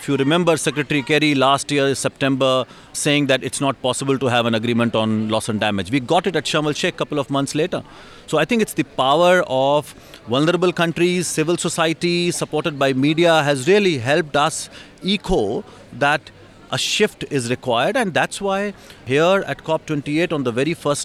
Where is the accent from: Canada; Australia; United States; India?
India; I come from India